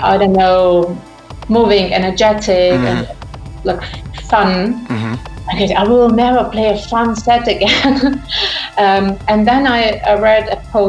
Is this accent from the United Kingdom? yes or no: no; Ukraine; moved away as an adult; now in Munich, Germany; I'm originally from Ukraine